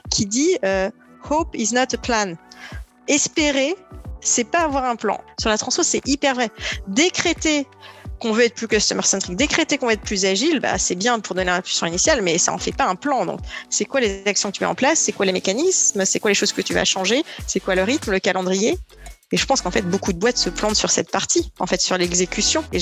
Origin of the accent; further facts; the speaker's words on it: Perpignan, Occitania, France; born there; même si je suis née à Perpignan dans le sud de la France et j'ai habité à peu près sur les cinq continents entre-temps.